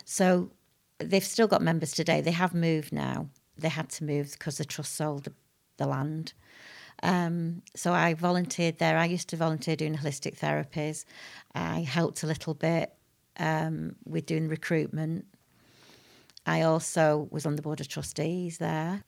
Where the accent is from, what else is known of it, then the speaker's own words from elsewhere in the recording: Manchester, North West England, United Kingdom; also born or lived in Harpurhey, Manchester / Whitefield; I was born in Crumsall Hospital, which is now North Manchester, uh, General